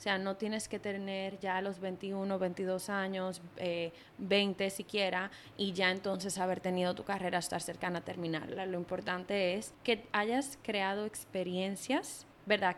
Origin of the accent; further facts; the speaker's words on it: Dominican Republic; moved away; also born or lived in New York; todos somos dominicanos y dominicanas